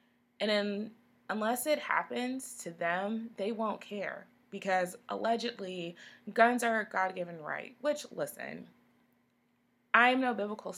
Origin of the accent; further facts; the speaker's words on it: Texas, United States; I'm from Texas